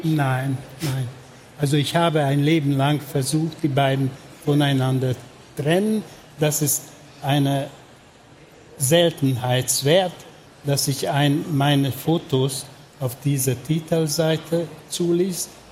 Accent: Budapest, Hungary; German is a second language; moved away as an adult; Ich bin in Budapest geboren und aufgewachsen

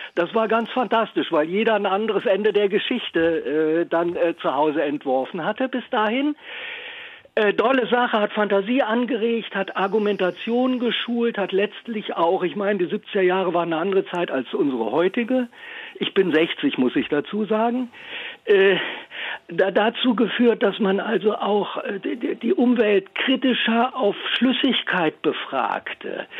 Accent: Cologne, North Rhine-Westphalia, Germany; now in Berlin, Germany; ich bin als Kind in Köln-Kalk äh, vielfach in der Stadtbibliothek gewesen, Stadtbibliothek Köln

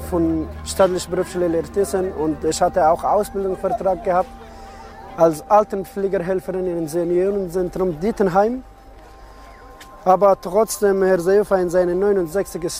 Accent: Afghanistan; German is a second language; also born or lived in Germany; now in Moria, Greece; Ich komme aus Afghanistan, ich bin 26 Jahre alt.

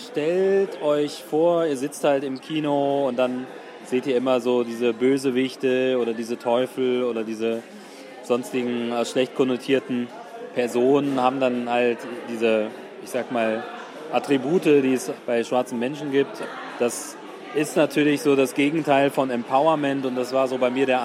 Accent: Kumasi, Ashanti, Ghana; born there; Also ich bin in einem Krankenhaus geboren worden in Ghana, in Kumasi

